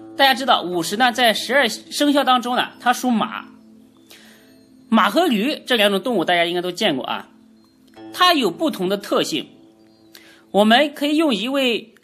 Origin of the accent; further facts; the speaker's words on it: China; 所以我们中国人啊，常说要顺毛驴